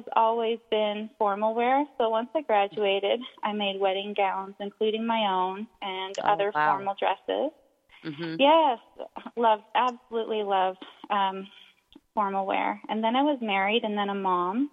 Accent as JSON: {"language": "English", "country": "Canada", "also_born_or_lived": "Halifax, Nova Scotia", "said": "I'm Canadian, living in Halifax, Nova Scotia"}